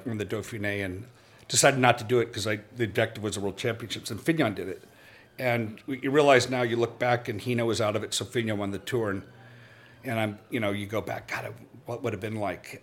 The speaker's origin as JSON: {"language": "English", "town": "Los Angeles", "region": "California", "country": "United States", "tie": "born or raised there", "also_born_or_lived": "Reno, Nevada / Lake Tahoe", "moved": "yes", "said": "I grew up in I grew up in Los Angeles, moved to Reno, Lake Tahoe area"}